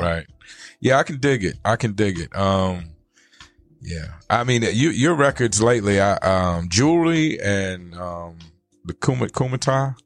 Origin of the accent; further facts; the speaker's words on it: Richmond, Virginia, United States; moved away as an adult; also born or lived in North Carolina; now in Arizona, United States; I come from Richmond, I Virginia